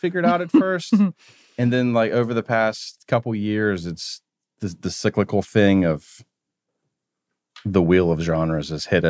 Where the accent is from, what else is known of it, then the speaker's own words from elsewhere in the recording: a small town outside of Charleston, South Carolina, United States; now in Pittsburgh, United States; I'm from a small town outside of Charleston, South Carolina.